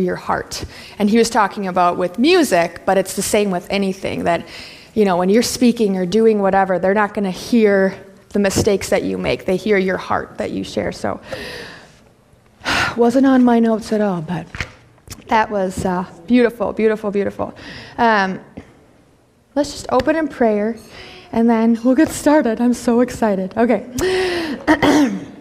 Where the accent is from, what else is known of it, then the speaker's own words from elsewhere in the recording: Wisconsin, United States; first language English; also born or lived in Minnesota; born and raised in Wisconsin